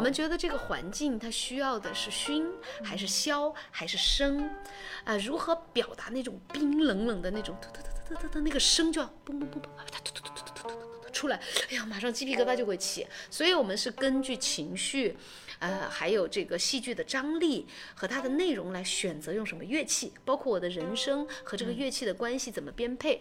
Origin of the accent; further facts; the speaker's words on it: Guizhou, China; moved away; also born or lived in Beijing / Europe; 其实我从小我是贵州人嗯。所以我小时候都唱了好多家乡苗族啊、侗嗯。族的那些歌